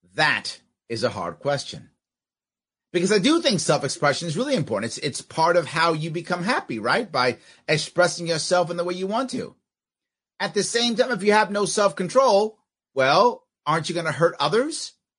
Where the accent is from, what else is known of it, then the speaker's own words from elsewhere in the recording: United States; I'm still a Marine. I'm still American